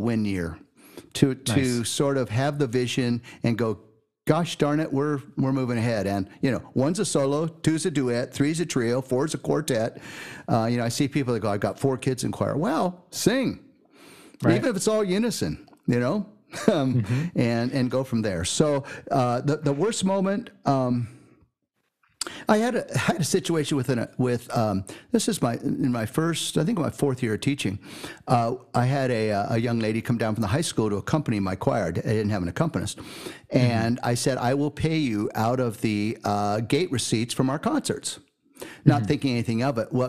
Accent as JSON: {"language": "English", "region": "California", "country": "United States", "tie": "born or raised there", "also_born_or_lived": "Milwaukee / Mount Shasta", "said": "born and raised in California"}